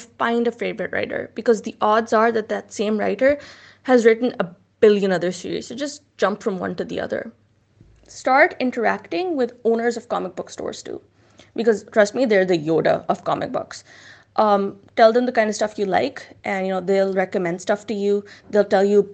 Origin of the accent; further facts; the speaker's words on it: Pakistan; as Muslims, as Pakistanis